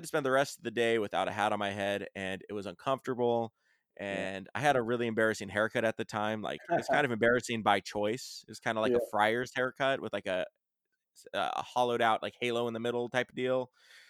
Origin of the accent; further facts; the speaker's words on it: Pacific Northwest, United States; so we're from the Pacific Northwest, and out here we have a little volcano called Mount St. Helens.